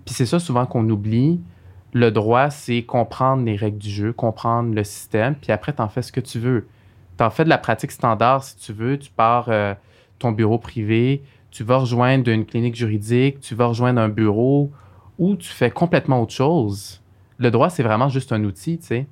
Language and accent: French; Montreal, Quebec, Canada; also born or lived in Algeria; J'ai grandi à Saint-Michel